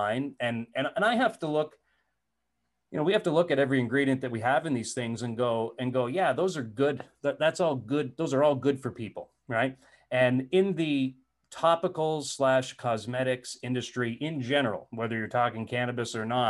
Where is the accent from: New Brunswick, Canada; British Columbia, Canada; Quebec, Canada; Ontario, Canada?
New Brunswick, Canada; moved away as an adult; also born or lived in Alberta; I grew up in New Brunswick.